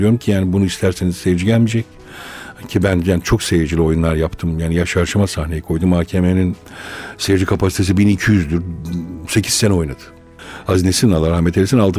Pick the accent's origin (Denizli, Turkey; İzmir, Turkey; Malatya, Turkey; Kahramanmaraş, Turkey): Malatya, Turkey; ben doğuluyum, Malatyalıyım.